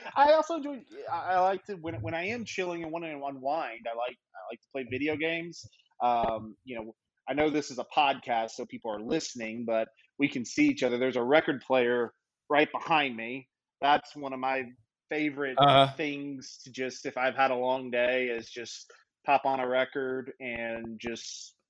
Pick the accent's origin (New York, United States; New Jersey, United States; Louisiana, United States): Louisiana, United States; I lived in Memphis. I'm from Louisiana.